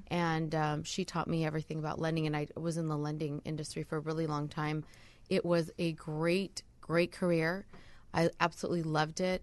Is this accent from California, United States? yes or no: yes; Southern California, United States; also born or lived in Costa Rica; now in San Diego, United States; I was born and raised in Southern California